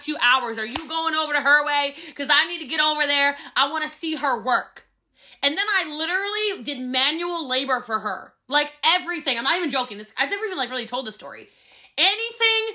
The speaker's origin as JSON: {"language": "English", "region": "Maryland", "country": "United States", "said": "I'm from Maryland."}